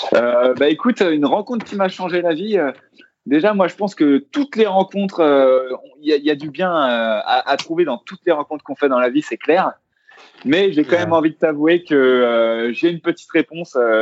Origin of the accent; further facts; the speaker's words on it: Versailles, Île-de-France, France; je viens de Versailles